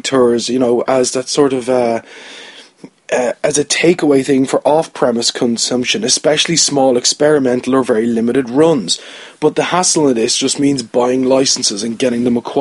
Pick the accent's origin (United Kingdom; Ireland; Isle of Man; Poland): Ireland; as an Irish person